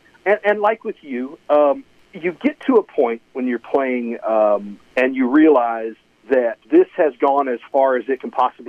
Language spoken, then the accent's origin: English; Lafayette, Indiana, United States; born or raised there